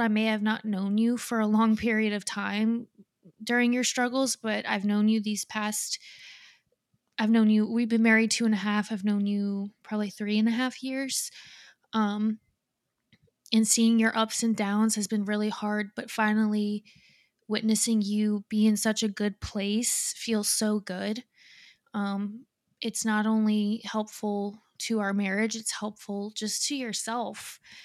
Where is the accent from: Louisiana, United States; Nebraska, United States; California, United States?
Louisiana, United States; I live in Louisiana. I'm from Louisiana